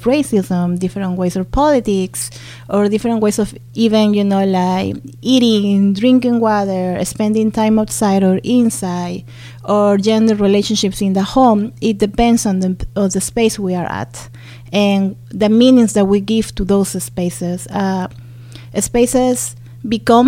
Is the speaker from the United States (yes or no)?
no; Lima, Peru; moved away as an adult; now in Toronto, Canada; I'm born and raised in Lima, Peru, and I came to U of T in 2015